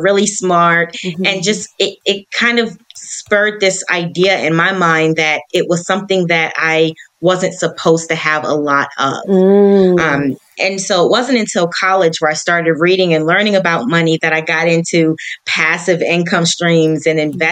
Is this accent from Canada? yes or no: no; Hampton Roads, Virginia, United States; now in Charlotte, United States; I am originally from Hampton Roads, Virginia, but I now reside in the lovely city of Charlotte, North Carolina